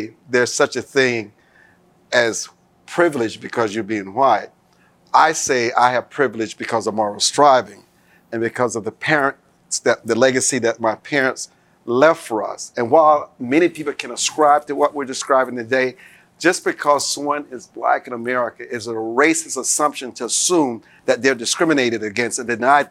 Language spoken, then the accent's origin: English; Deep South, United States; I grew up in the Deep South, yes, on my parents' farm